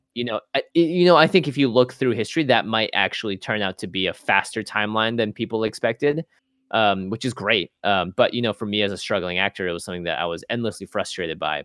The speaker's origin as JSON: {"language": "English", "town": "Seattle", "region": "Washington", "country": "United States", "tie": "born or raised there"}